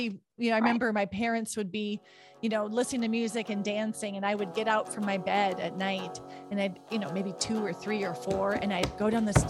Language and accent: English; Williston, North Dakota, United States; the community I grew up in Williston, North Dakota.